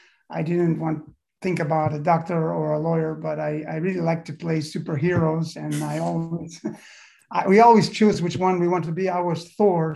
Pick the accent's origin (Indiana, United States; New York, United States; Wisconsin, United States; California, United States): Indiana, United States; South Bend; I grew up in South Bend, Indiana, which is where Notre Dame is